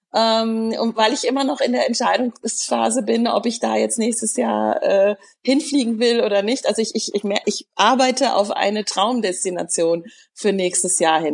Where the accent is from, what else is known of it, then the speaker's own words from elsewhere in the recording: near Cologne, North Rhine-Westphalia, Germany; also born or lived in Frankfurt; bin auch in der Nähe von Köln groß geworden, sodass ich schon als Kind die Lieder gehört habe